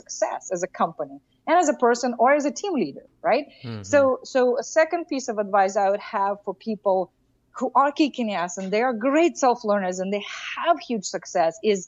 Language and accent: English; Russia; moved away; I grew up in Russia